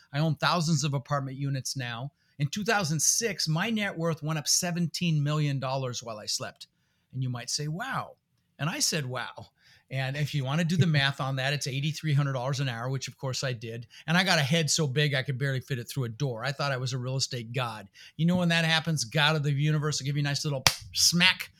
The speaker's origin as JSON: {"language": "English", "town": "Denver", "region": "Colorado", "country": "United States", "tie": "born or raised there", "also_born_or_lived": "Netherlands", "second_language": "English", "said": "I was born in the Netherlands, you know, think wooden shoes and windmills. Uh, immigrated when I was six years old with my brother Albert and my mother Zvonta. Uh, we ended up in Denver, Colorado"}